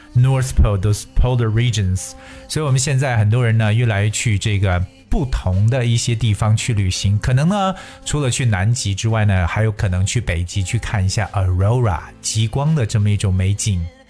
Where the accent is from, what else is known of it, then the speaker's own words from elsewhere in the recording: China; 我们中国人作为游客来讲，可以说把足迹是撒遍了世界各地